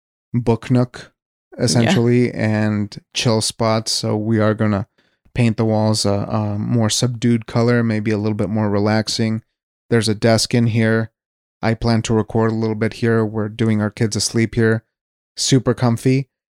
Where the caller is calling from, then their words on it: Wyoming, United States; I'm speaking from Wyoming, so this is a place that has been fairly lenient. We're a very low population state.